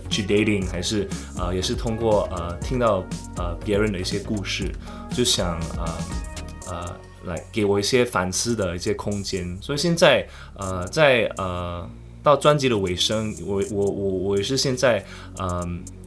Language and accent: Chinese; Singapore; first language English; Chinese is a second language; 我是来自新加坡的创作歌手